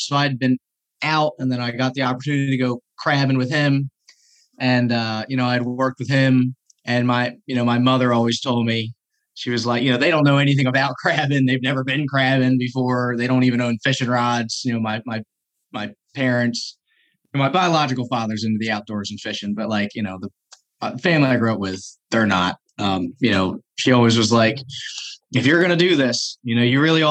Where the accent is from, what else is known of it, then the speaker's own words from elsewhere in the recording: Pasadena, Maryland, United States; I grew up here in Pasadena, Maryland